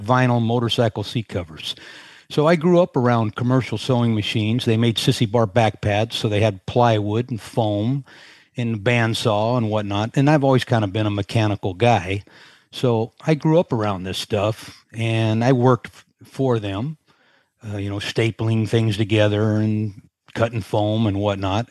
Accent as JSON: {"language": "English", "town": "Sunnyvale", "region": "California", "country": "United States", "tie": "born or raised there", "moved": "as an adult", "lives_now": "Carlsbad, United States", "said": "Sunnyvale, to be exact, is where I grew up"}